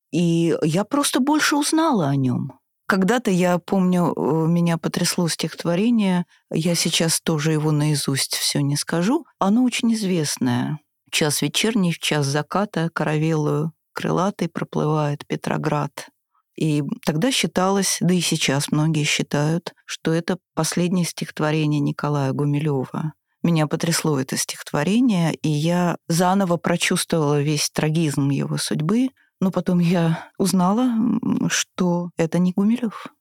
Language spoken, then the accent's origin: Russian; Moscow, Russia; also born or lived in Saint Petersburg; мы москвичи